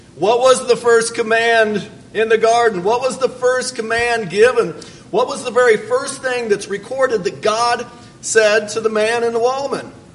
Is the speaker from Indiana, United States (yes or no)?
yes; Fort Wayne, Indiana, United States; I'm from Fort Wayne, Indiana